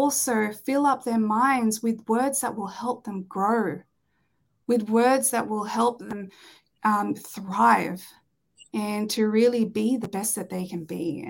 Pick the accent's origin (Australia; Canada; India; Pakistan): Australia; growing up in Australia, it's the culture here is a little bit different